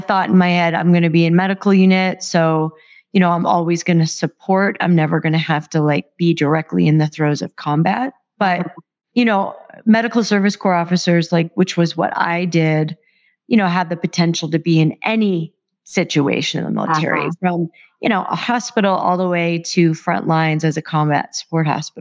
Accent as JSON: {"language": "English", "region": "Massachusetts", "country": "United States", "tie": "born or raised there", "also_born_or_lived": "Miami", "moved": "as an adult", "lives_now": "Denver, United States", "said": "I grew up in Massachusetts, back east, and grew up in an interesting household"}